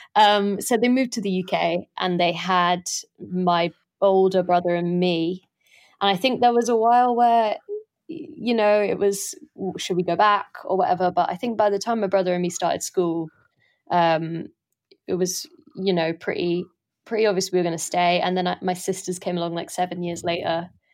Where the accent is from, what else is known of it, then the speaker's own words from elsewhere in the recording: London, United Kingdom; also born or lived in south of France; I don't really speak Irish very well, um, 'cause I grew up in London